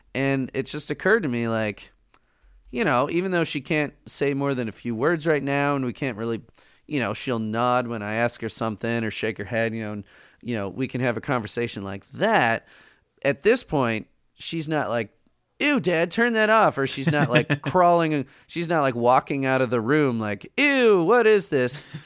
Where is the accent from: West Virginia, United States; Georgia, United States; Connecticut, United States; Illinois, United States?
Illinois, United States; Chicago; they moved to Chicago, and I, I grew up in Chicago